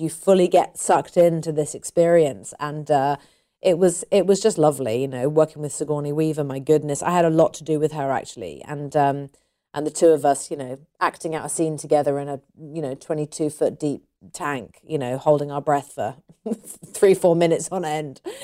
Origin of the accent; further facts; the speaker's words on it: United Kingdom; I'm British. British people, you know, I wouldn't class myself as typically British